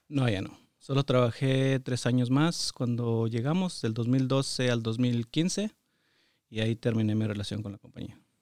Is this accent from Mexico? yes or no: yes; San Pedro de las Colonias, Coahuila, Mexico; moved away as an adult; also born or lived in Torreón, Coahuila / Saltillo, Coahuila / Detroit; now in United States; yo nací que en Torreón, Coahuila. Solo nací ahí. Y, pero viví toda mi niñez y parte de mi juventud en un ejido, municipio de San Pedro de las Colonias Coahuila.